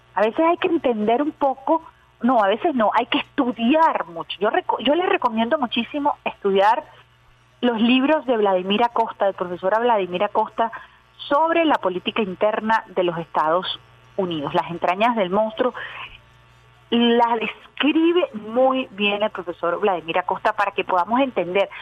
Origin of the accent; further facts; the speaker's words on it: Venezuela; estamos viviendo los venezolanos en carne propia